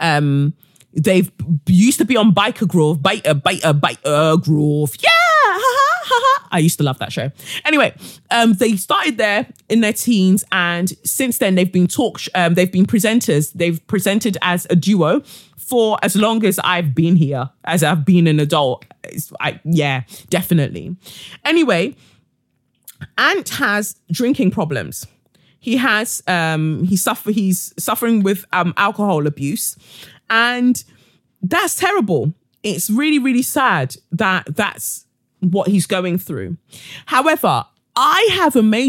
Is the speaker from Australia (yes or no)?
no; Nigeria; within my culture, being a Nigerian